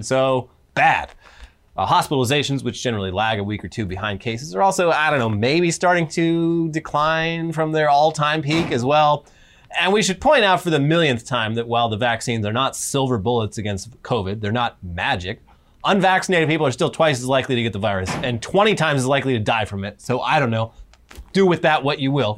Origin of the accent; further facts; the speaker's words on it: Orange County, California, United States; I'm from Orange County